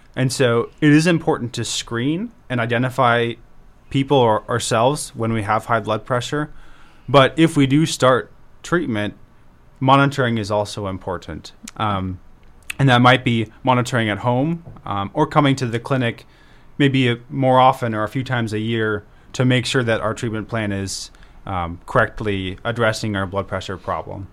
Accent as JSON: {"language": "English", "town": "Beresford", "region": "South Dakota", "country": "United States", "tie": "born or raised there", "also_born_or_lived": "Virginia", "lives_now": "Brookings, United States", "said": "I grew up in Beersford"}